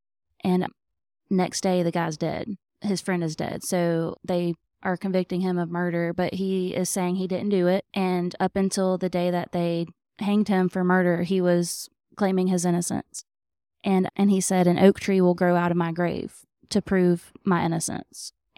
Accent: Mobile, Alabama, United States; So I was born in Mobile, and I have never lived outside of the general Mobile area.

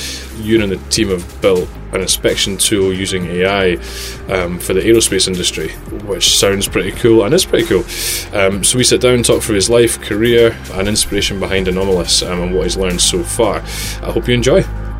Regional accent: Edinburgh, Scotland, United Kingdom; I'm from Edinburgh, but most people don't pick up the Scottish accent when I'm with my friends or wife who sound apparently more Scottish than I do, which is a bone of contention when I'm with a bunch of people not from the UK.

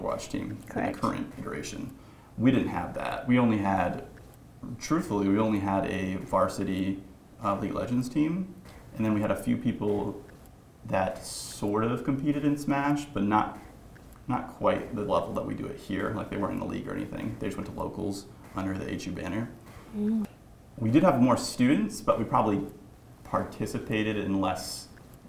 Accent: Spring Arbor, Michigan, United States; moved away as an adult; now in Huntington, United States; I'm originally from Michigan, Spring Arbor

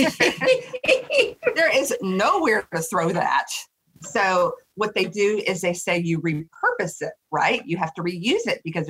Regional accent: Texas, United States; also born or lived in New York; now in Northern California, United States; I come from Texas where you're just nice and you don't even know it

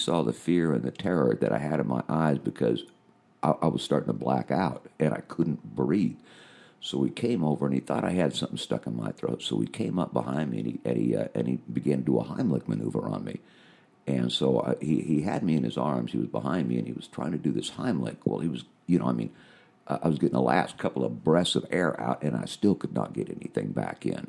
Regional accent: Washington, United States; also born or lived in Toronto, Canada / Okinawa, Japan; I'm an American. I'm from Washington State

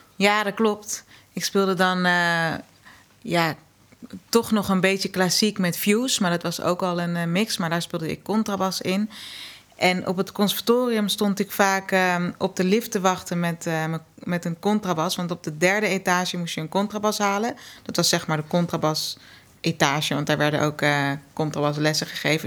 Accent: The Hague, South Holland, Netherlands; Uit Den Haag

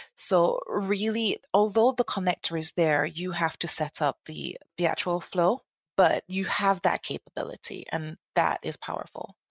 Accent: Jamaica; moved away as an adult; now in United Kingdom; I'm from Jamaica, and I, when I finished university, I went back home

